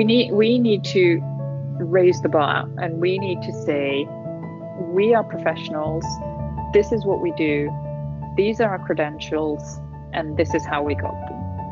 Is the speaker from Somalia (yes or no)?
no; Italy; moved away as an adult; also born or lived in Turkey; So my mum's English, my dad's Italian. I was born in Italy. We moved around Italy until I was 8. Then we moved to Turkey for 3 years, then back to Italy. I finished high school in Italy and then came to the UK